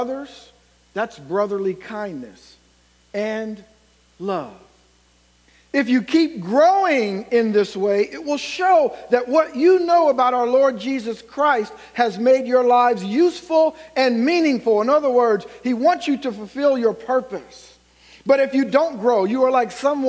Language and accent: English; Ohio, United States; moved away as an adult; now in Indiana, United States; I'm from Ohio